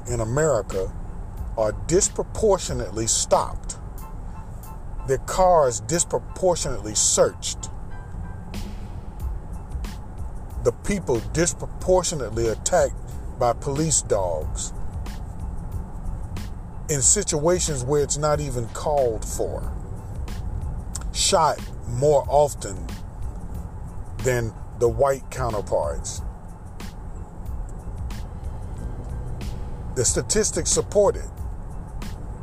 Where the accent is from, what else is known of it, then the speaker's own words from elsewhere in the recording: United States; I am American